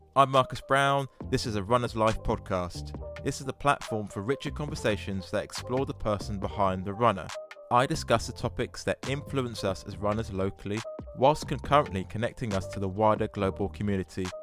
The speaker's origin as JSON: {"language": "English", "region": "England", "country": "United Kingdom", "said": "I'm English."}